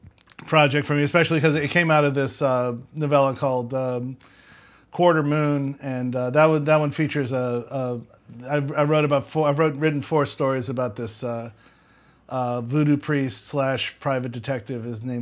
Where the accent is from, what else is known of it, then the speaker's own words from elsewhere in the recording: Metairie, Louisiana, United States; So I'm originally from Old Metairie. In fact, where I'm staying right now on our extended vacation is the house I grew up in.